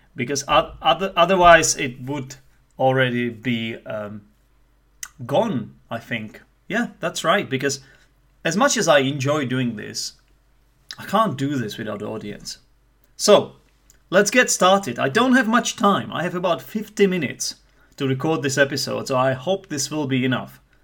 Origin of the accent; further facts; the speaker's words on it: Czechia; accent: Czech; first language Czech; English is a second language; Some people might say that I have a Czech accent. I would like to say that it's not as Czech as other Czechs might have it